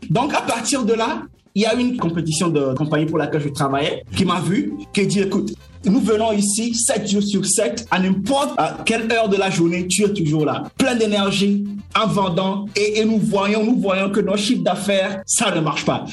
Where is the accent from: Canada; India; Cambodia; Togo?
Togo; Lomé, Maritime; moved away as an adult; je suis, né à Lomé, à la mhm. capitale, mais comme a les quartiers. Et j'ai grandi dans une maison toute petite